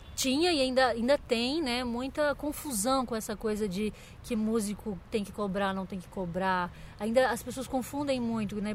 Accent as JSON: {"language": "Portuguese", "region": "Santa Catarina", "country": "Brazil", "moved": "yes", "lives_now": "São Paulo, Brazil", "said": "eu sou de Santa Catarina"}